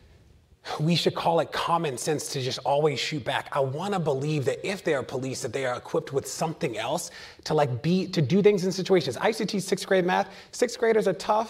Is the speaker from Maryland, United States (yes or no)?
yes; Baltimore, Maryland, United States; I'm from Baltimore, live in Baltimore